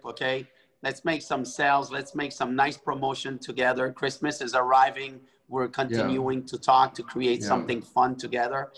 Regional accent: Montreal, Quebec, Canada; I was raised in Montreal, Canada, where there's a lot of Italian

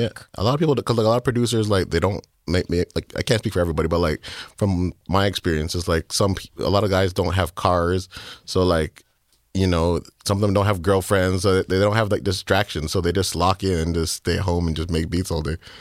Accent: Markham, Ontario, Canada; I'm from Markham

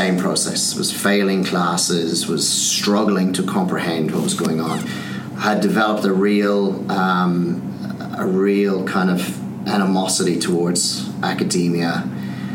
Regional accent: Skibbereen, Munster, Ireland; moved away as an adult; also born or lived in London; I'd never left my hometown, which is a little town called Skibbereen in Southern Ireland.

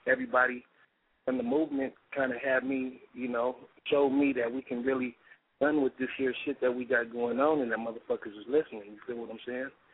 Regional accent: San Diego, California, United States; born or raised there

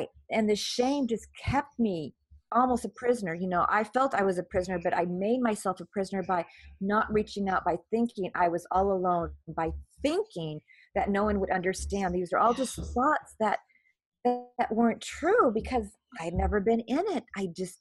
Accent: California, United States; moved away as an adult; also born or lived in Saudi Arabia / Lebanon; I'm originally from California

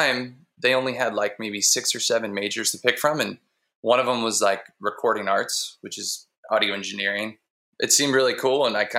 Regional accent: Pittsburgh, Pennsylvania, United States; I'm from Pittsburgh, Pennsylvania.

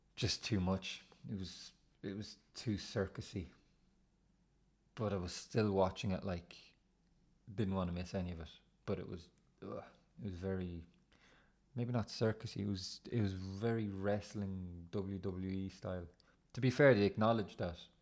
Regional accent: Ireland; you start to feel proud about being Irish

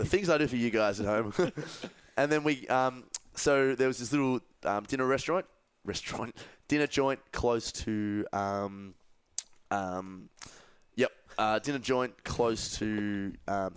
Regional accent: Australia; accent: Australian; yeah, I'm a little Aussie

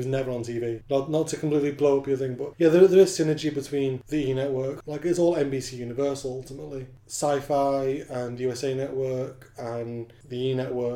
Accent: Manchester, North West England, United Kingdom; I grew up in Stretford, Manchester, in England

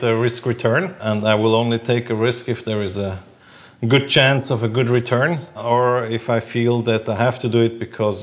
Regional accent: Zurich, Switzerland; I'm born and raised in Zurich, where I still spend most of my time.

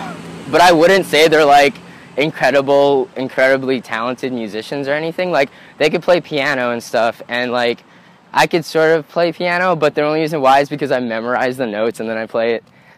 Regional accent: Washington, District of Columbia, United States; born there; also born or lived in Indonesia / Philippines; Yeah, I was born in Washington, D.C., but I moved around a bunch because of my dad's job. So I've also lived in Indonesia and the Philippines as well.

